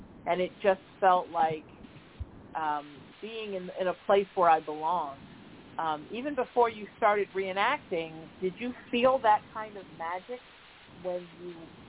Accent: East Coast, United States; because I grew up on the East Coast, I always proudly say I'm from one of the original 13 colonies

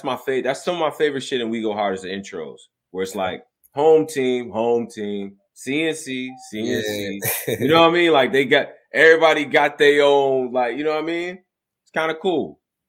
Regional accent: Rochester, New York, United States; I'm from upstate New York, by the way. I'm from Rochester, New York.

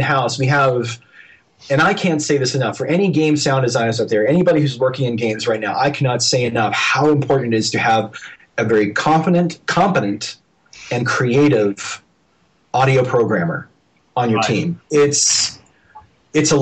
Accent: Dallas, Texas, United States; I grew up in Dallas, Texas, where there was no school for sound effects or anything else

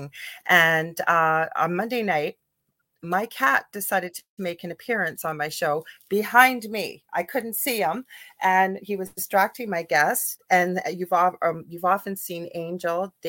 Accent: Canada; I'm a Canadian clairvoyant medium

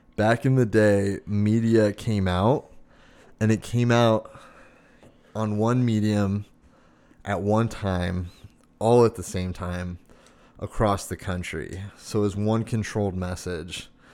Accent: Arizona, United States; growing up in Arizona, like, I remember going out and shooting guns when I was a teenager.

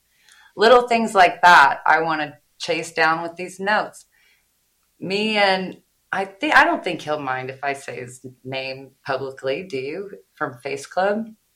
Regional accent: Midwest, United States; I'm from the Midwest. I say everybody's name wrong.

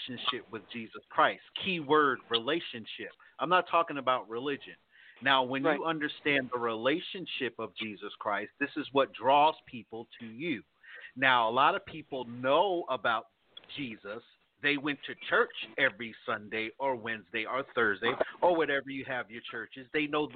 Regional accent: East Coast, United States; moved away; also born or lived in the South; where I was raised, because I was raised on the East Coast

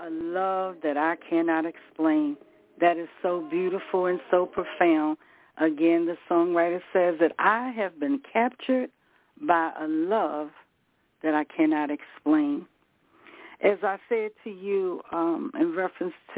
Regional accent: the South, United States; moved away; we was raised in the South, but we came up north, region of the United States

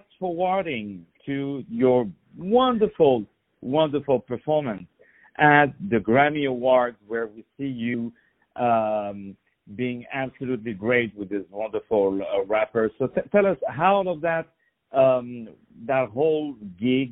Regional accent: Paris, Île-de-France, France; moved away; I'm also from Paris

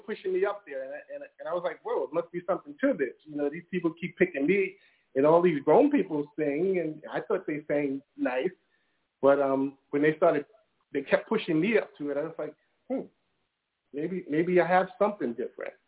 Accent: New York City, New York, United States; I grew up in Brooklyn in the hood

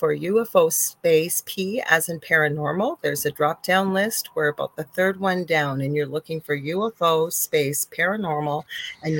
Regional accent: Canada; I'm a Canadian clairvoyant medium

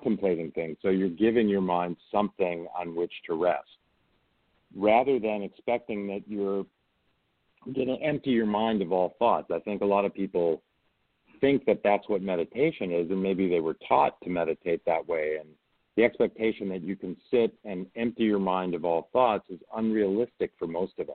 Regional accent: outside of Chicago, Illinois, United States; now in Stanford, United States; I grew up outside of Chicago

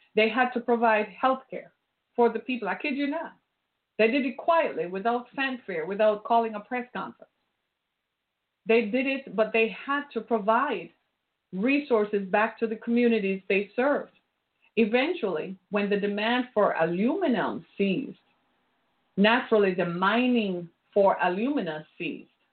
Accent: Jamaica; moved away; I grew up in Jamaica

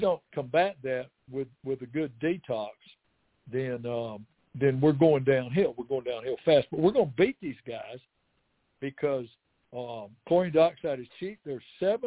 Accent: Alabama, United States; now in East Tennessee, United States; I'm from Alabama

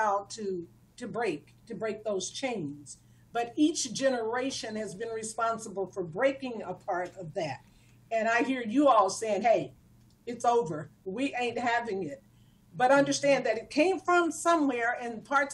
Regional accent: Texas, United States; moved away as an adult; also born or lived in Ohio; now in California, United States; I spent all of my productive years, growing years in Texas.

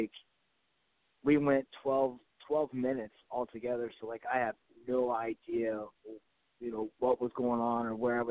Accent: Ohio, United States; we're from Ohio

